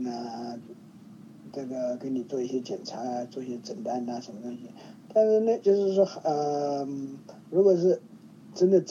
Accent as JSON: {"language": "Chinese", "country": "China", "tie": "born or raised there", "said": "因为我是在大陆长大的"}